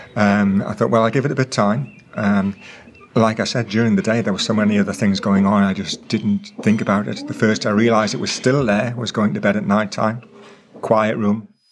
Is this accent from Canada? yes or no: no; England, United Kingdom; I'm from England.